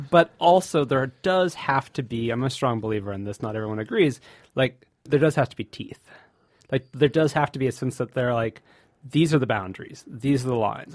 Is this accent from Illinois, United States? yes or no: no; Santa Cruz, California, United States; I, am from the Bay Area, Santa Cruz, California